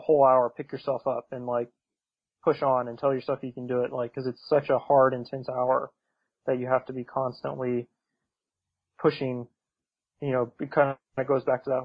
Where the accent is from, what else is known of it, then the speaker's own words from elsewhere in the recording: United States; Going over there as an American